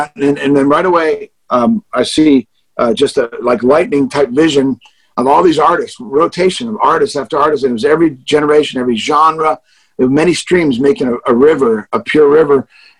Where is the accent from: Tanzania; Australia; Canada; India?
Canada; now in Nashville, United States; And I've been here since 86. I moved to Nashville from Canada originally.